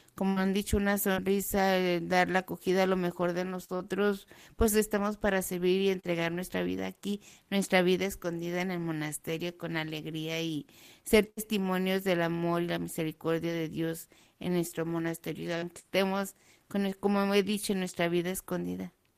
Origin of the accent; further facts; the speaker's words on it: Mexico; now in Nazareth, Israel; yo soy mexicana